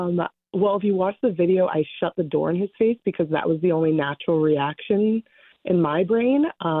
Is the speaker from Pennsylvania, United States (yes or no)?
no; Rhode Island, United States; moved away; I'm originally from Rhode Island